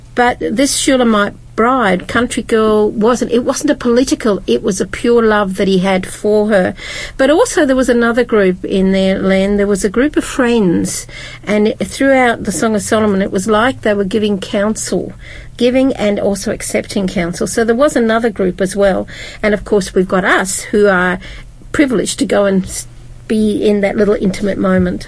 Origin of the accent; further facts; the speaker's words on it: United Kingdom; I'm from Britain